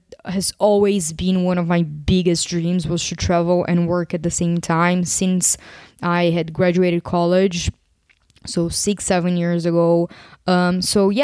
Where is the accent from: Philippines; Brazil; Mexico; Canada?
Brazil; moved away as an adult; also born or lived in Portugal; now in Greece; I'm actually from Brazil.